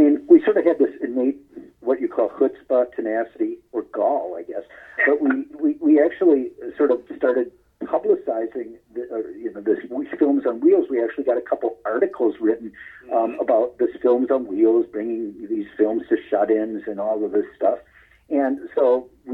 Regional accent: St. Paul, Minnesota, United States; when we were growing up in St. Paul, Minnesota

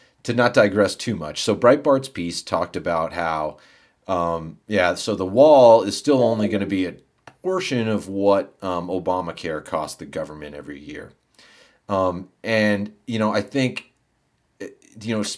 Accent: United States; I'm American

